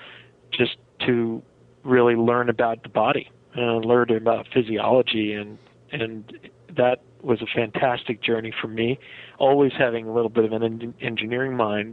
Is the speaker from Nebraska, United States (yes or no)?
no; Rockland County, New York, United States; moved away as an adult; also born or lived in Massachusetts / Connecticut; I spent most of my youth in the upper, sort of outside the city in the Rockland County area before I went off to college